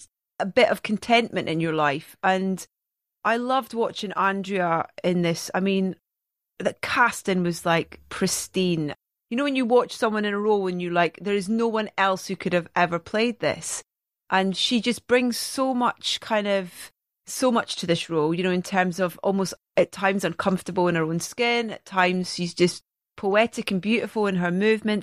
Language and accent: English; Scotland, United Kingdom; accent: Scottish; my accent being Scottish